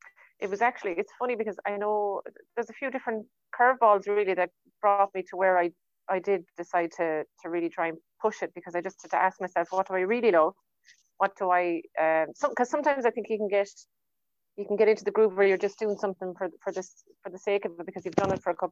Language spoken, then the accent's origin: English; Portumna, Connacht, Ireland; also born or lived in San Francisco; now in Oranmore, Ireland; I'm in Oranmore. I'm living in Oranmore, but I'm from Portumna. Yeah, so I live in Oranmore.